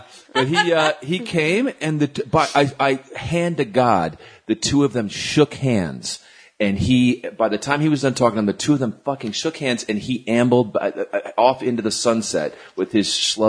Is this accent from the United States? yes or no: yes; Vermont, United States; I'm from Vermont